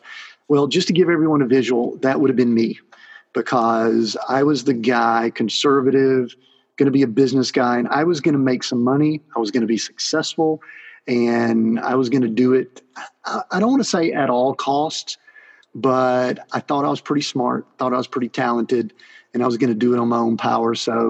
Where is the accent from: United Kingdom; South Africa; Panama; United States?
United States; the South; I'm still from the South, so I might butcher some things